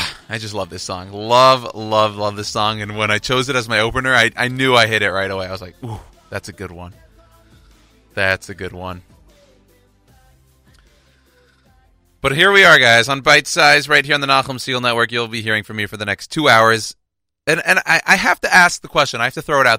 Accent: Houston, Texas, United States; my hometown, so the Houston Rockets

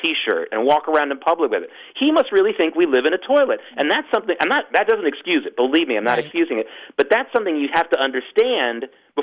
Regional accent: the South, United States; moved away; also born or lived in New York area; I grew up in the South

